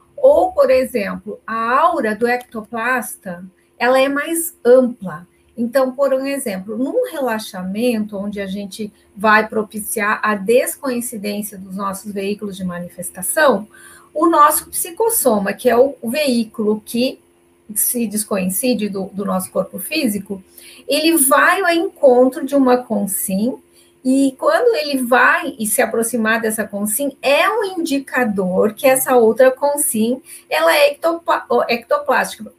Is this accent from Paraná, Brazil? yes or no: no; Caxias do Sul, Rio Grande do Sul, Brazil; Eu sou de Caxias do Sul, falo de vocês com vocês aqui de Caxias do Sul, no Rio Grande do Sul